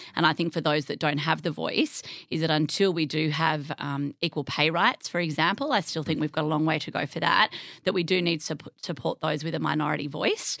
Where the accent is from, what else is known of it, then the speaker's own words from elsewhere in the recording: Narrabri, New South Wales, Australia; moved away as an adult; also born or lived in Tamworth / Sydney; I grew up in the country. Um, I'm from Narrabri.